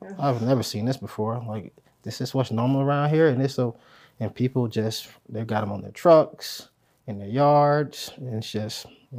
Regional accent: Pompano Beach, Florida, United States; No, I'm originally from South Florida, Pompano Beach, Florida.

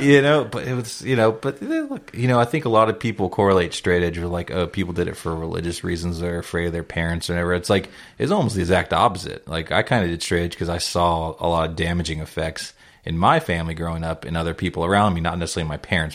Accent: South Bay, California, United States; I grew up in the South Bay

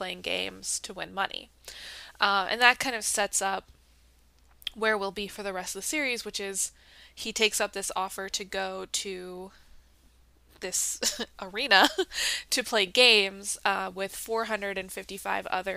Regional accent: United States; I played that as a child growing up in America.

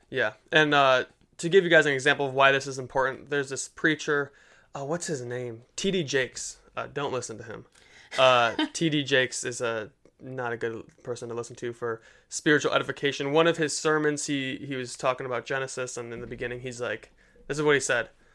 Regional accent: Detroit, Michigan, United States; born or raised there

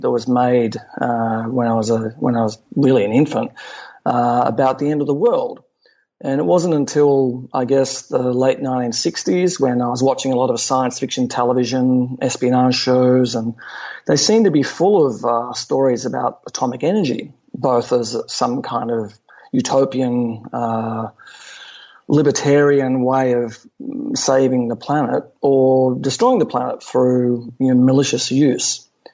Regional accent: Melbourne, Victoria, Australia; born in Melbourne, Australia, in 1959

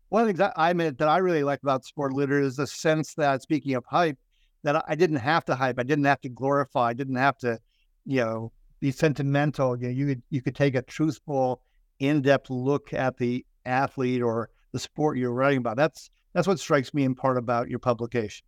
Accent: Minnesota, United States; I'm from Minnesota

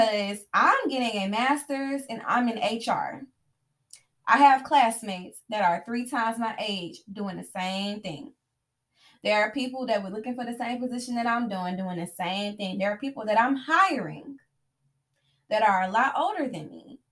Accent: the South, United States; me growing up in the South, being Black, being female, I have been conditioned from a young age to talk to my elders

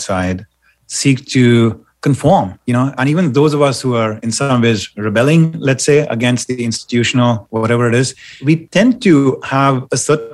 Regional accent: India; moved away; I grew up in India

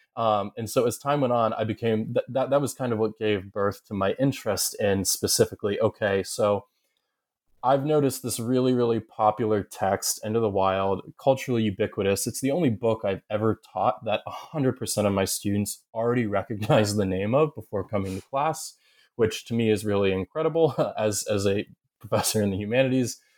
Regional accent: Southern Ohio, United States; moved away as an adult; also born or lived in upstate New York / Kentucky / Massachusetts; I grew up in Southern Ohio, uh, though I'm from ups, upstate New York.

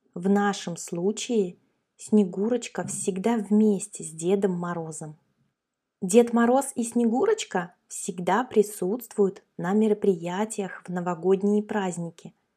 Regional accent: Russia

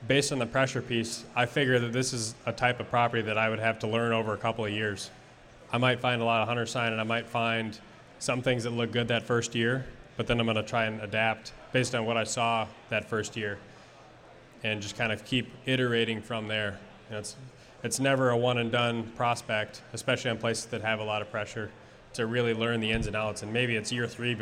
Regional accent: Wisconsin, United States; now in Minnesota, United States; I grew up in Wisconsin

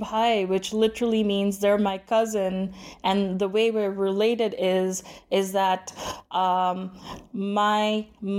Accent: Dubai, United Arab Emirates; moved away as an adult; now in Canada; I was born and brought up in Dubai, and then I immigrated to Canada when I was about 25.

